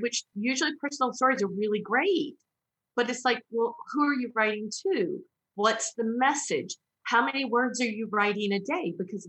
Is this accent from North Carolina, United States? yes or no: yes; North Carolina, United States; I grew up in North Carolina. We don't even speak English there.